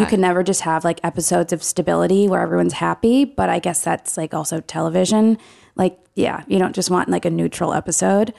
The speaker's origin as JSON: {"language": "English", "town": "Ann Arbor", "region": "Michigan", "country": "United States", "said": "I'm from Ann Arbor, Michigan"}